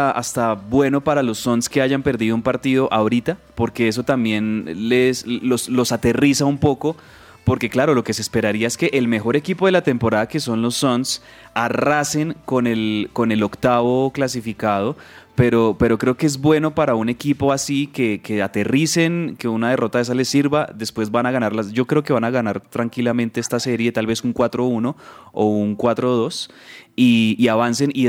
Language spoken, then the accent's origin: Spanish; Colombia; Como decimos popularmente aquí en Colombia